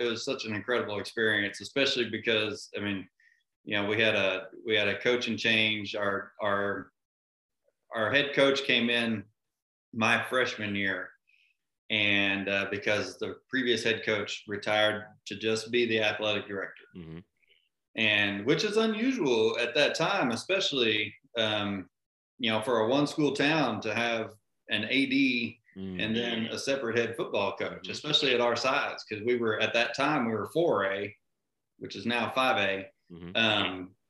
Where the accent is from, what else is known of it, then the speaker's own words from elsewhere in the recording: Waxahachie, Texas, United States; Waxahachie is a small town, or it was a small town, outside of Dallas, about 40 miles south of Dallas. And it was just a, you know, really just kind of a great one school town experience.